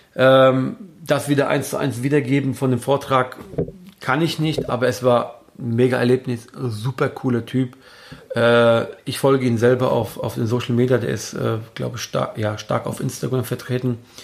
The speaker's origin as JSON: {"language": "German", "country": "Germany", "said": "hier bei uns in Deutschland"}